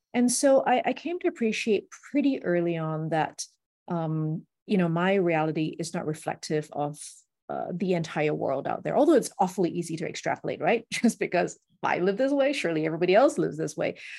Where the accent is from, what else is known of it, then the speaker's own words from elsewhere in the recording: Singapore; also born or lived in United States; growing up in Singapore, lots of shiny buildings